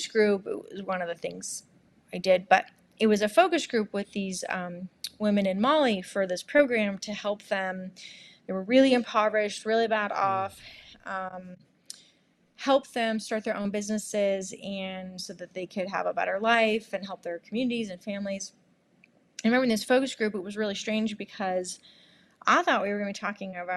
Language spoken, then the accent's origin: English; Monterey, California, United States; also born or lived in Santa Barbara, California / San Francisco, California; I grew up in Monterey, California